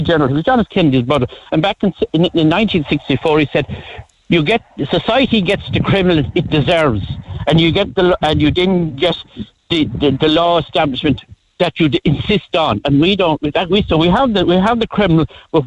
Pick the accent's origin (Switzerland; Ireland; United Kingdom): Ireland; Ardmore, Munster; moved away; also born or lived in Dublin; people from the country that go up, I'm from Ardmore